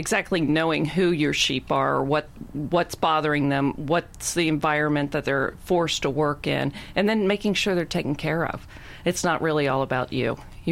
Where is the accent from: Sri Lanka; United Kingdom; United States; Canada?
United States; Cincinnati, Ohio